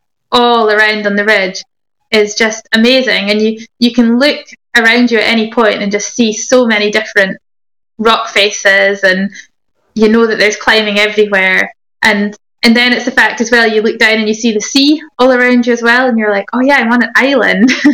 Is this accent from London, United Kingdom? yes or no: no; Inverness, Scotland, United Kingdom; I grew up in Inverness